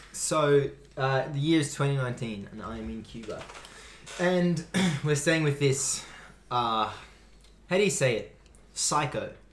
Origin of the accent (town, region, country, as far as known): Australia